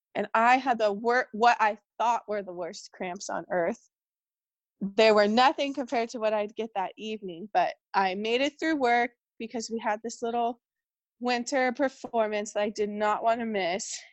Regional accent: California, United States; moved away as an adult; now in Portland, United States; we moved to Portland, Oregon, and I'm from California

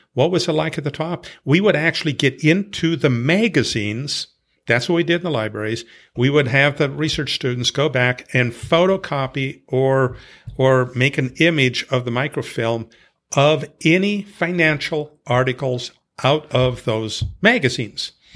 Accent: Montana, United States; I grew up in Montana

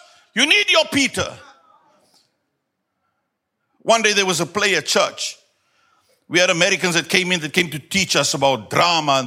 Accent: South Africa; first language Afrikaans; English is a second language; There's such an Afrikaans type of anointing upon me to express, because English is not my mother tongue

